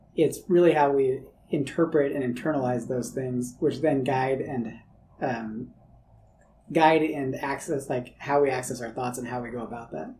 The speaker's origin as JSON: {"language": "English", "region": "California", "country": "United States", "tie": "born or raised there", "said": "when I was a kid growing up in California, I loved the rain"}